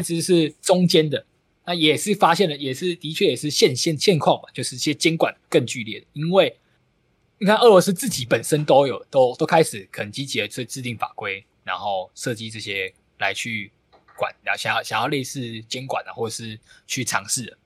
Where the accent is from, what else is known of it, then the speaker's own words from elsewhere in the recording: Taiwan; 尤其可能我们台湾人还好